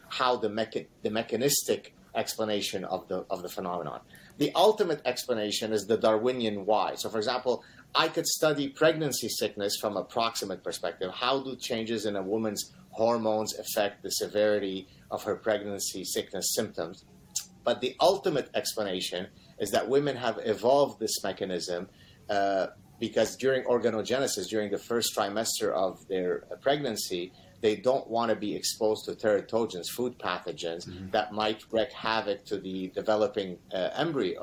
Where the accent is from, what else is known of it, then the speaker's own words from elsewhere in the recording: Lebanon; I'm from Lebanon, so olive oil is pretty much like water for us